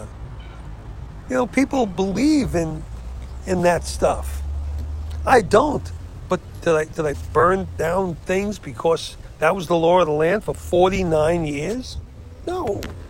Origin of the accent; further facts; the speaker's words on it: United States; I'm an American